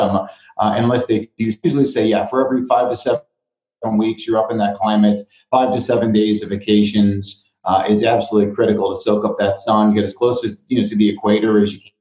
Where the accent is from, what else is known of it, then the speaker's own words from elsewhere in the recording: Chicago, Illinois, United States; now in Arizona, United States; my hometown of Chicago